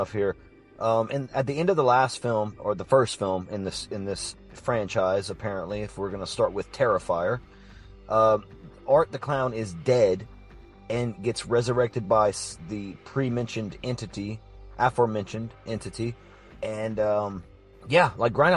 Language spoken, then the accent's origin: English; Mamou, Louisiana, United States; I'm from Mamou